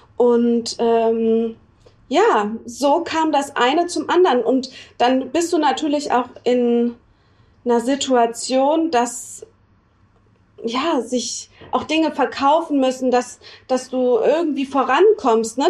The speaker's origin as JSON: {"language": "German", "town": "Freiburg", "region": "Baden-Württemberg", "country": "Germany", "tie": "born or raised there", "also_born_or_lived": "New York", "moved": "as an adult", "lives_now": "Düsseldorf, Germany", "said": "ich komme gebürtig aus Freiburg"}